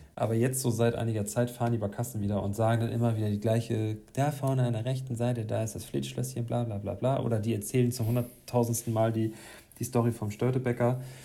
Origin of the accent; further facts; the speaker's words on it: Hamburg, Germany; ich komm aus so einem Stadtteil, äh, aus Duvenstedt